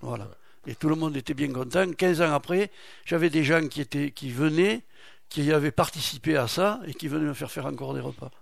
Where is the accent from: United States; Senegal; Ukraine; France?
France; Samazan, Nouvelle-Aquitaine; also born or lived in Marmande / Lagupie; Je suis originaire, oui, je suis né à Samazan j'ai vécu à Montbouillan et je me suis marié à la Gupille.